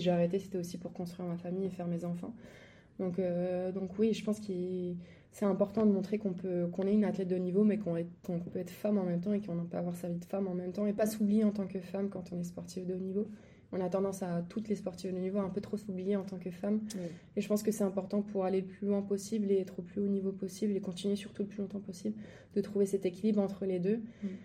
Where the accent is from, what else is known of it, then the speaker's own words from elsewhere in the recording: Angers, Pays de la Loire, France; moved away; je suis angevine, donc je suis d'Angers à la base. J'allais au stade avec mon papa Angers voir les matchs